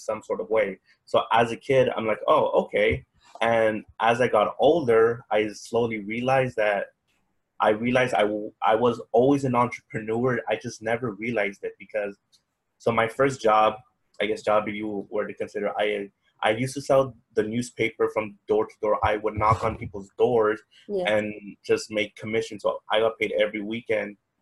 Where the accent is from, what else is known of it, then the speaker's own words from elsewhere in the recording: Bakersfield, California, United States; moved away; I was born in Bakersfield, California. So I'm actually far away from home